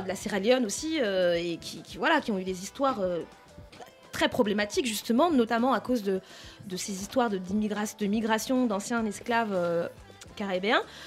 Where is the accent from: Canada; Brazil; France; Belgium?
France; on est français, on a grandi ici